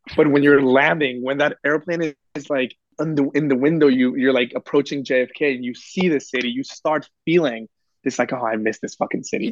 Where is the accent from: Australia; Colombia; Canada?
Colombia; now in New York, United States; I'm an immigrant from Colombia